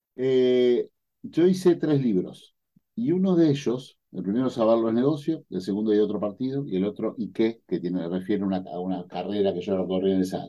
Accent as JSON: {"language": "Spanish", "town": "Adrogué", "region": "Buenos Aires Province", "country": "Argentina", "tie": "born or raised there", "said": "Yo nací en Adrogué"}